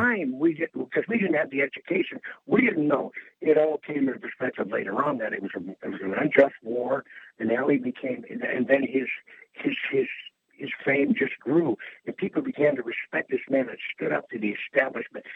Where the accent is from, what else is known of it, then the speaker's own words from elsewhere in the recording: Detroit, Michigan, United States; moved away; also born or lived in Windsor, Canada / Toronto, Canada; I was born in Windsor, but I pretty much grew up in Detroit